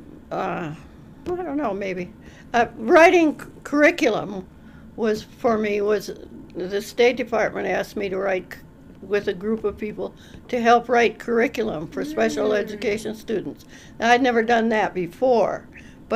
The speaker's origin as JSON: {"language": "English", "region": "Minnesota", "country": "United States", "tie": "born or raised there", "also_born_or_lived": "Illinois", "said": "I was born in Minnesota, and I lived until I was 18 in Minnesota"}